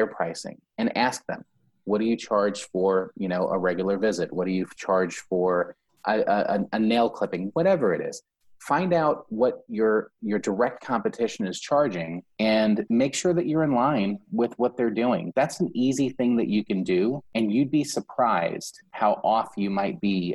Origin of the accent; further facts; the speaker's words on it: New York, United States; now in Florida, United States; I'm a New Yorker. I'm born and raised in New York. Yes, I live in Florida